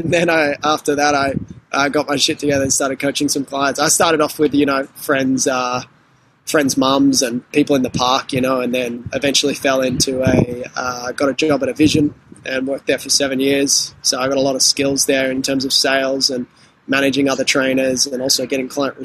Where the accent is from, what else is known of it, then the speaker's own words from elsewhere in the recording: Sydney, New South Wales, Australia; I grew up on the Northern Beaches in Sydney